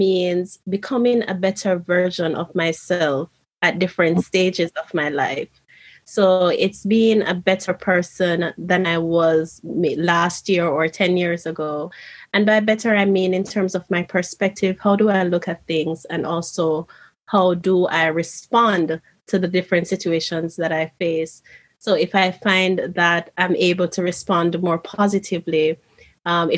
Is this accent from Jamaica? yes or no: yes; Jamaica; moved away as an adult; now in Japan; here I was moving from Jamaica to Japan.